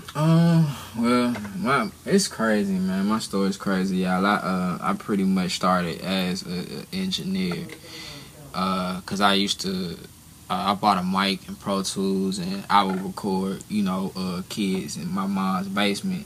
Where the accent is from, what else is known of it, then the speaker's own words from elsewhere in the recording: Atlanta, Georgia, United States; I'm from Atlanta, located in Atlanta.